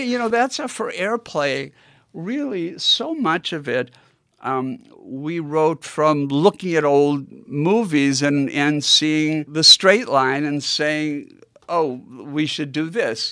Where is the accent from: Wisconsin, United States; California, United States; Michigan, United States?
Wisconsin, United States; Milwaukee; growing up in Milwaukee